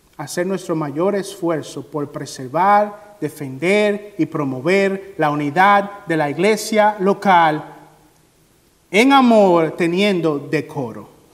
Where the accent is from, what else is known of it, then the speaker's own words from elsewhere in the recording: Dominican Republic; moved away; en mi país, República Dominicana